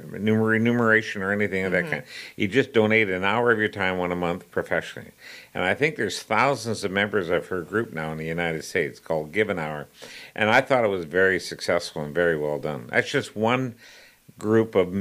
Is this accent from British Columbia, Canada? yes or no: yes; Vancouver, British Columbia, Canada; moved away as an adult; also born or lived in Yukon; now in Nova Scotia, Canada; I grew up in Vancouver